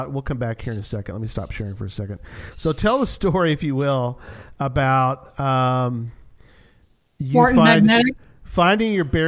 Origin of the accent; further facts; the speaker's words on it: Hunt County, Texas, United States; This is my hometown here in Hunt County